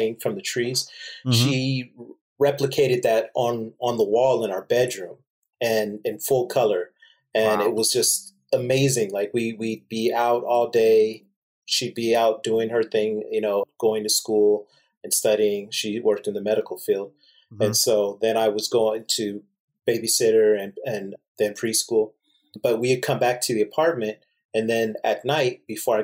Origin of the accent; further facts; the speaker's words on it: Torrance, California, United States; I was born here in California